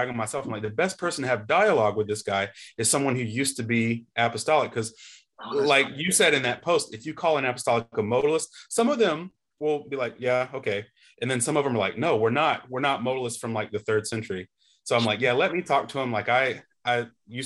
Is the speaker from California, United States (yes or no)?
no; Belmont, North Carolina, United States; also born or lived in St. Louis / Dallas, Texas; I'm from North Carolina, just a little west of Charlotte in this little town called Belmont